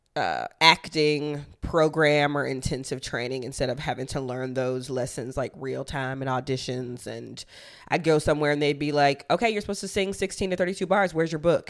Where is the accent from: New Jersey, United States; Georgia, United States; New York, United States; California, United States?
Georgia, United States; Athens; moved away as an adult; also born or lived in Chicago; I was born and raised in Athens, Georgia, and I went to school in the University of Georgia, which is in the same exact town